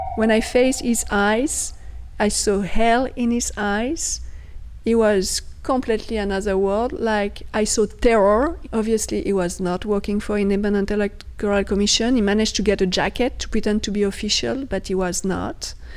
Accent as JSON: {"language": "English", "area": "outside Paris, near Chartres", "region": "Centre-Val de Loire", "country": "France", "tie": "born or raised there", "also_born_or_lived": "Afghanistan", "second_language": "English", "moved": "yes", "said": "I was born outside Paris."}